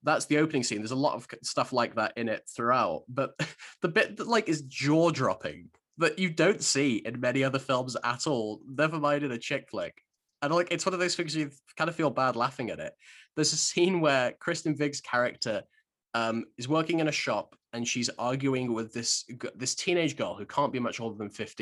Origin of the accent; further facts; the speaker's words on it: Shropshire, West Midlands, United Kingdom; growing up in Shropshire